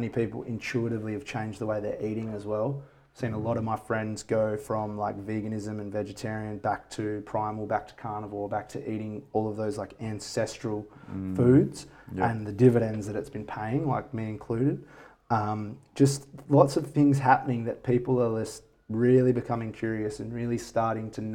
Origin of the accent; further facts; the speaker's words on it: Bindoon, Western Australia, Australia; now in Perth, Australia; I felt my hometown in Bindoon.